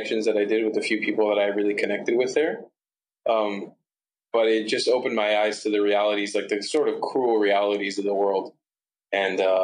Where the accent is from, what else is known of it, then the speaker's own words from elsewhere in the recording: Miami, Florida, United States; growing up in Miami for a lot of my life